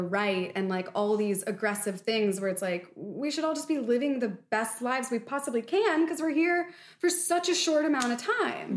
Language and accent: English; Philadelphia, Pennsylvania, United States; I'm from Philly.